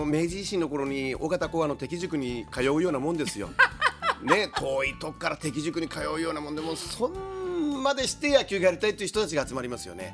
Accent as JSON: {"language": "Japanese", "town": "Yanai", "region": "Yamaguchi", "country": "Japan", "tie": "born or raised there", "said": "うちの地元の柳高校が出て"}